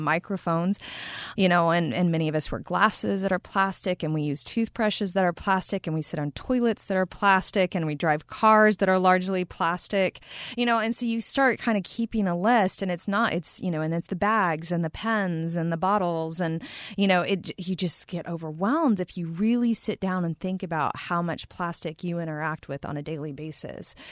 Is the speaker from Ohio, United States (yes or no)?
no; Texas, United States; also born or lived in Montana; now in upstate New York, United States; I'm from Texas, um, in the United States